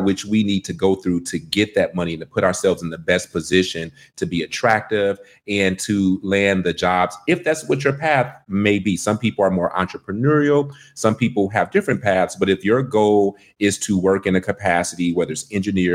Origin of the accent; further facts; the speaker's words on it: Detroit, Michigan, United States; accent: country twang; now in Washington, D.C., United States; I'm from Detroit, Michigan